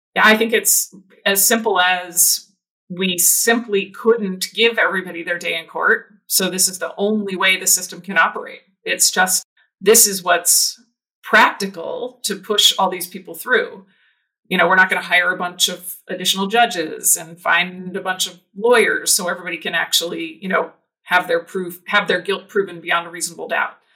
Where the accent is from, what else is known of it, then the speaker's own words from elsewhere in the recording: New Jersey, United States; moved away; also born or lived in Michigan; I grew up in New Jersey.